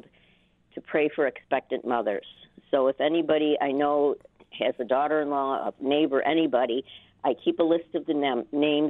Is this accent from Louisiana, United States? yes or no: no; New York, United States; we're from New York